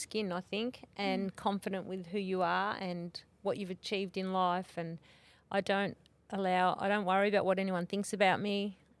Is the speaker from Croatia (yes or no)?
no; Myrtleford, Victoria, Australia; In Myrtleford.